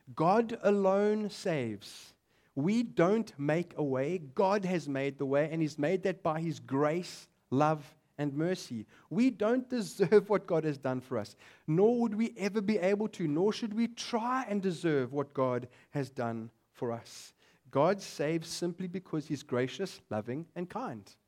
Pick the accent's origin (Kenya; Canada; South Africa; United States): South Africa; But I am a South African